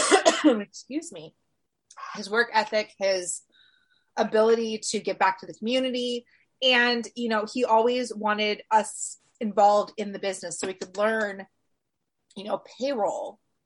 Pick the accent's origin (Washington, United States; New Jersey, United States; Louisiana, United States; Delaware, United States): Washington, United States; I grew up in Washington State